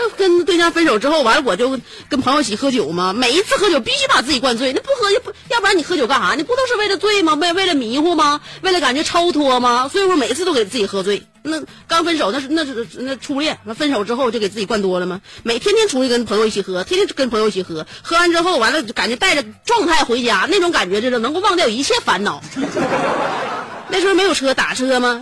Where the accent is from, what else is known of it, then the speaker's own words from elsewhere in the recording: Northeast China, China; accent: Northeastern dialect; 我们东北语言